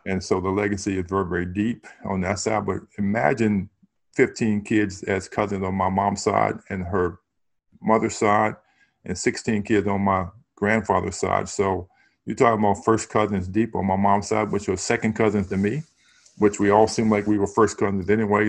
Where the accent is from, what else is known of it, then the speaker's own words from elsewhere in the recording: Harrisonburg, Virginia, United States; growing up in Harrisonburg, it was a small city